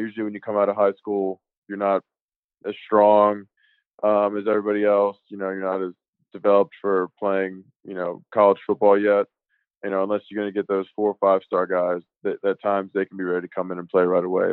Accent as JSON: {"language": "English", "town": "Richmond", "region": "Virginia", "country": "United States", "tie": "born or raised there", "said": "I'm from the Richmond, metro area, kind of that area, like Patrick Henry High School"}